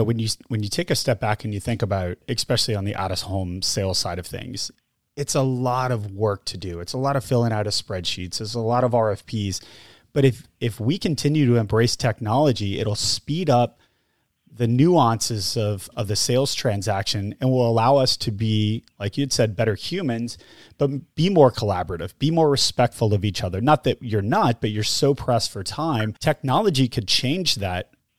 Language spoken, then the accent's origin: English; New Orleans, Louisiana, United States; growing up in New Orleans